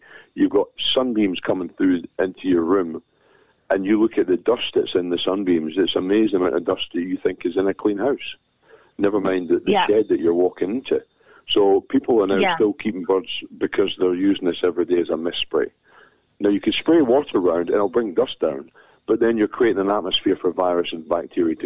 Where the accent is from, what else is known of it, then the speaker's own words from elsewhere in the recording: Scotland, United Kingdom; I'm a Scotsman.